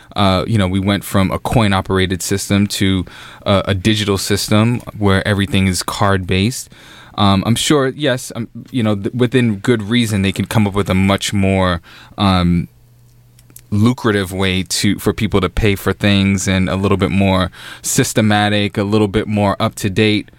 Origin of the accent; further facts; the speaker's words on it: New York, United States; I'm I'm a New Yorker